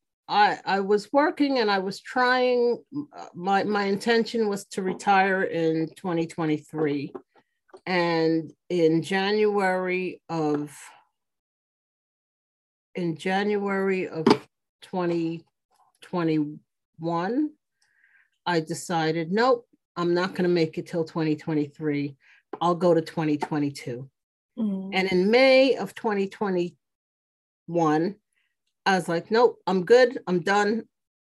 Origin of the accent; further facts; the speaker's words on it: New York City, New York, United States; I actually grew up in this house